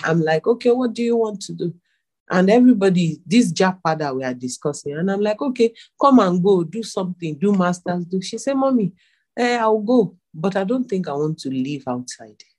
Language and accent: English; Nigeria; As a Nigerian